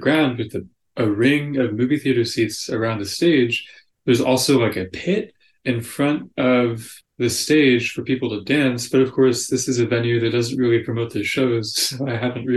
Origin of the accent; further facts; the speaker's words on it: Houston, Texas, United States; I'm from Houston, Texas